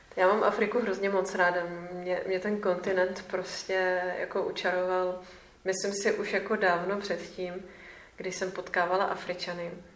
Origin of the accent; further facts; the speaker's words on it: Czechia; jsem z České republiky